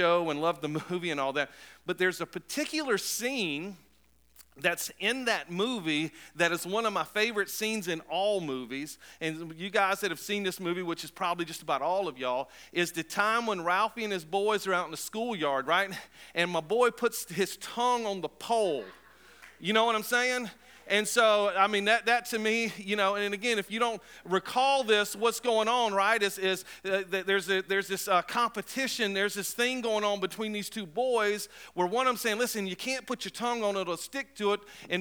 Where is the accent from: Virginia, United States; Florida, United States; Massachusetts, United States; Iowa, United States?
Florida, United States; Cape Coral; I was born in Florida, raised mostly in Florida, and I was living in a place called Cape Coral